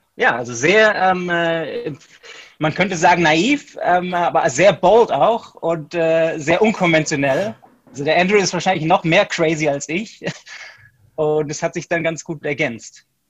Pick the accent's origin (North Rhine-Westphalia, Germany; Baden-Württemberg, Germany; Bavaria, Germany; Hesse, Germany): Baden-Württemberg, Germany; Stuttgart; also born or lived in United States; ich bin Deutscher, ich komme aus Stuttgart